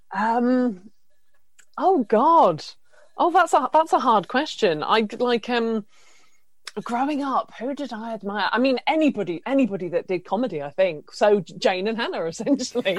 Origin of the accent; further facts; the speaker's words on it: Isle of Wight, South East England, United Kingdom; moved away as an adult; now in London, United Kingdom; I'm from the Isle of Wight and I moved to London about four years ago